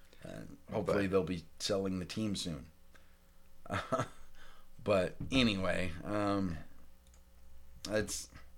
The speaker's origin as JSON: {"language": "English", "town": "San Diego", "region": "California", "country": "United States", "tie": "born or raised there", "moved": "yes"}